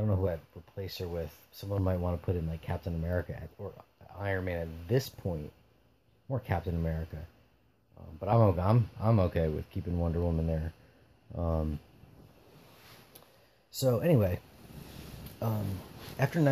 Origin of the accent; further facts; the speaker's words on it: New Jersey, United States; I'm an East Coaster, Northeastern, you know, New Jersey, from New Jersey